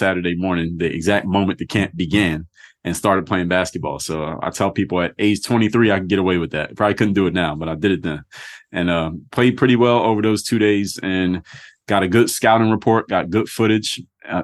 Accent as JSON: {"language": "English", "town": "Philadelphia", "region": "Pennsylvania", "country": "United States", "lives_now": "South Florida, United States", "said": "So I come from Philadelphia. I just told you that. I now live in South Florida"}